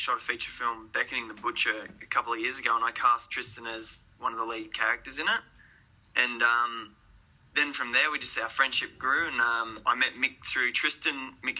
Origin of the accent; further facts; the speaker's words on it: Kerang, Victoria, Australia; moved away as an adult; I'm actually from Kerrang. Right. I was born and bred there. I lived there for 18 years.